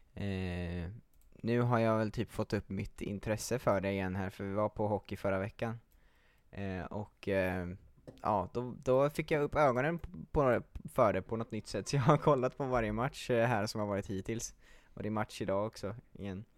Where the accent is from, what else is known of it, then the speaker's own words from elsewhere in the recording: Gothenburg, Västra Götaland, Sweden; moved away; jag är ju från Göteborg från början